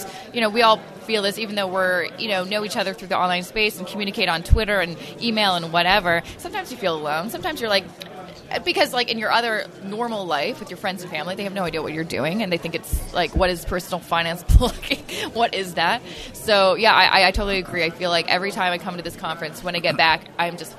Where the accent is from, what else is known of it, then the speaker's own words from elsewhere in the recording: Canada; I'm Canadian. Like, I just want them to know because I'm proud to be Canadian